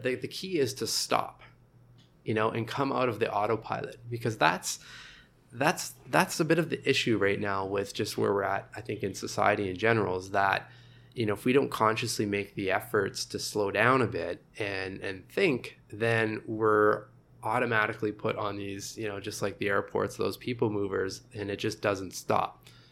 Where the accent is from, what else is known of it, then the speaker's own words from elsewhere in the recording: Sudbury, Ontario, Canada; also born or lived in Montreal; now in Toronto, Canada; I'm, I'm originally from Northern Ontario, Sudbury.